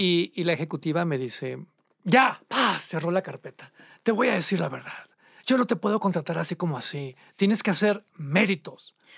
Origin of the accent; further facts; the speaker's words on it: Monterrey, Nuevo León, Mexico; now in Mexico City, Mexico; yo soy de Monterrey